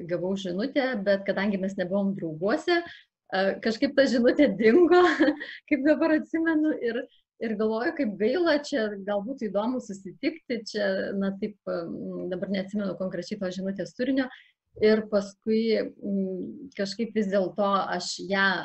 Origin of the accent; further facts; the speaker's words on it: Samogitia, Lithuania; now in Alytus, Lithuania; Šiuo metu gyvenu Alitui, Šiaip tai aš esu kilus iš Žemaitijos, turiu žemaitiško kraujo.